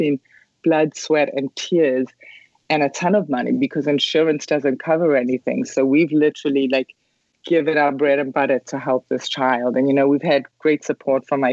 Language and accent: English; South Africa; moved away; I grew up in South Africa